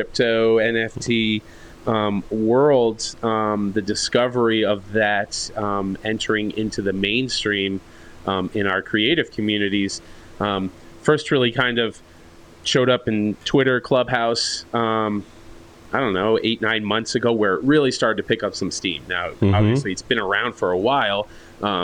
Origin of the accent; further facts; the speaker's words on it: New York, United States; moved away; I'm still from New York